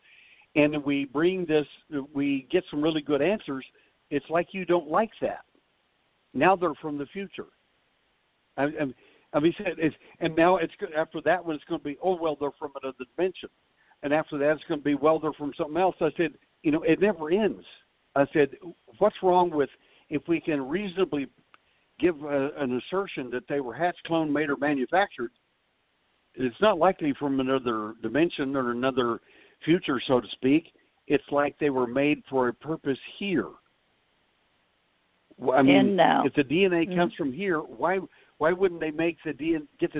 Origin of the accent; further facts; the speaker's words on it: Texas, United States; I'm from Texas